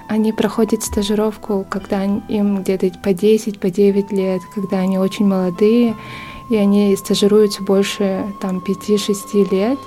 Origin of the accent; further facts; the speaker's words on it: Yakutsk, Sakha Republic, Russia; moved away as an adult; now in Seoul, South Korea; Я родом из Якутска. А в Корее я живу ну, уже три года.